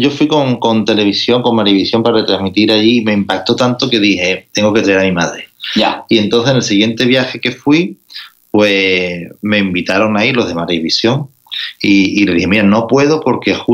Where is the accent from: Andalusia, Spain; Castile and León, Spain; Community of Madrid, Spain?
Andalusia, Spain; Rota; accent: Andalusian; also born or lived in Barcelona; Pues mira, yo nací en Barcelona, en, la época en la que los andaluces emigraban al norte a trabajar. Ya, pero ya después me, crié en el sur de España, en Rota, Cádiz, y llevo toda la vida en, Andalucía.